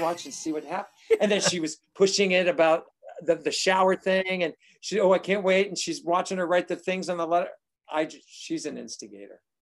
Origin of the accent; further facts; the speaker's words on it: Avon, Massachusetts, United States; also born or lived in Buffalo, New York; I was born in Buffalo, New York, but grew up in Avon, Massachusetts